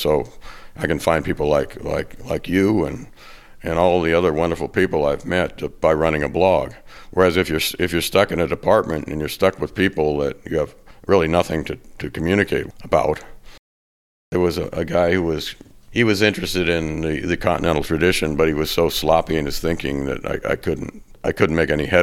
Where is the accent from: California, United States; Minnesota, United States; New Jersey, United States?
California, United States; now in Arizona, United States; I'm from the West. I'm from California